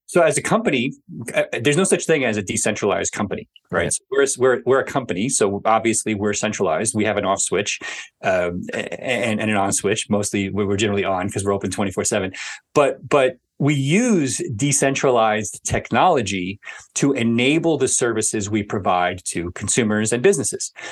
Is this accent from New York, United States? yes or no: yes; New York City, New York, United States; growing up in New York City